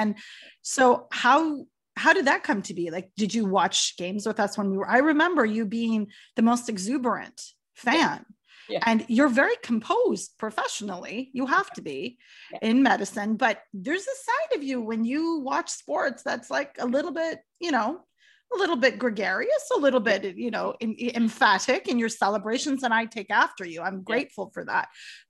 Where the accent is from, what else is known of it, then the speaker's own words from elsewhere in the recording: Halifax, Nova Scotia, Canada; I grew up in Halifax